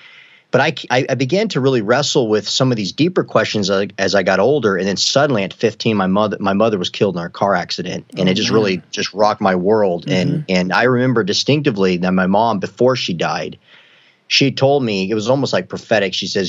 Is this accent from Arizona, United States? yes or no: yes; Arizona, United States; my background is I'm originally from Arizona.